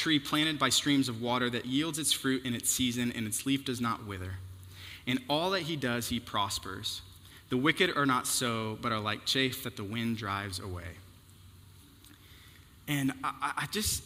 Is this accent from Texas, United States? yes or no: yes; Houston, Texas, United States; moved away; I'm from Houston